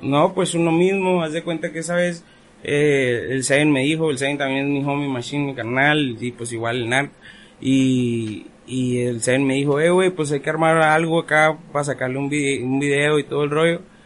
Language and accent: Spanish; Ensenada, Baja California, Mexico; Yo crecí aquí en Ensenada